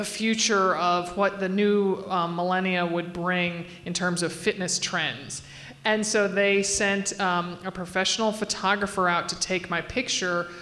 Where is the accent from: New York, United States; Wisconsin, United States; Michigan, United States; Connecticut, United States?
Connecticut, United States; I grew up in Connecticut